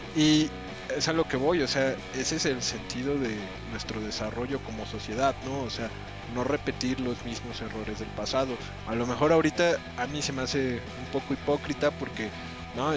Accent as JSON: {"language": "Spanish", "country": "Mexico", "said": "nosotros como mexicanos"}